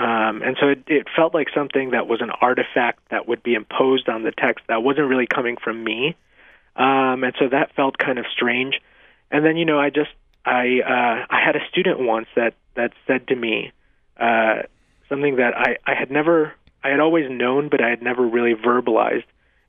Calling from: Nevada, United States; your state of Utah, I'm calling from Nevada, another similar state

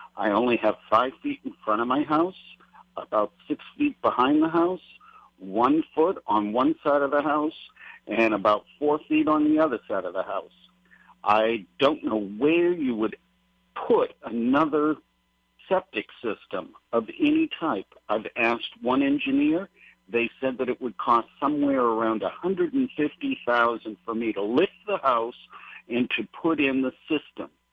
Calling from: Haiku, Hawaii, United States; I'm calling from Maui, Hawaii, Haiku

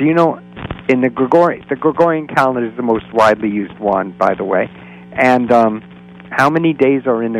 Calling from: Florida, United States; and I'm calling from Florida.

